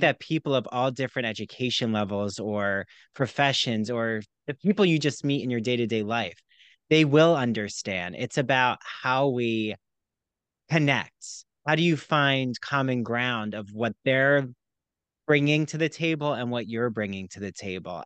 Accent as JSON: {"language": "English", "region": "New Jersey", "country": "United States", "tie": "born or raised there", "said": "I grew up near there in South Jersey"}